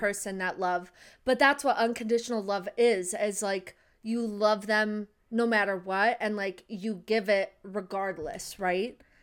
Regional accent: United States; we're American.

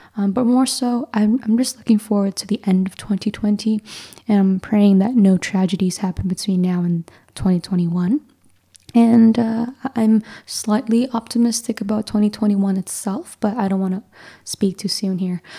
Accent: Mississauga, Ontario, Canada; I grew up in like the Toronto area, so suburbia of Mississauga

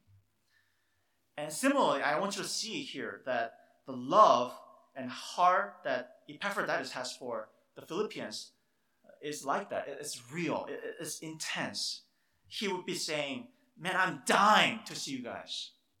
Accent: South Korea; moved away; I grew up in Korea

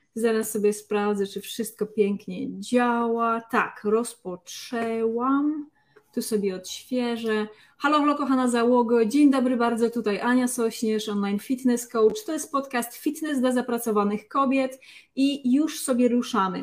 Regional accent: Lesser Poland, Poland; z tej samej okolicy, z której pochodzę ja, czyli właśnie z Małopolski

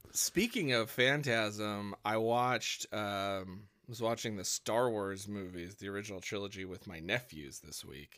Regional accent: Wisconsin, United States; moved away; I grew up in Wisconsin

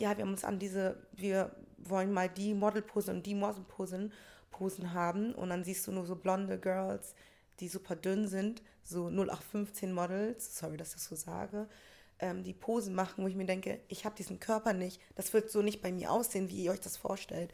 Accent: Hamburg, Germany; aus Hamburg war schon so, wir sind die Hamburger

